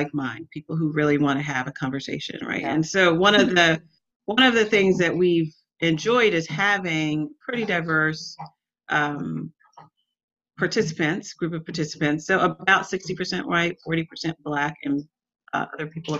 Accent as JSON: {"language": "English", "town": "Atlanta", "region": "Georgia", "country": "United States", "tie": "born or raised there", "said": "I grew up in Atlanta"}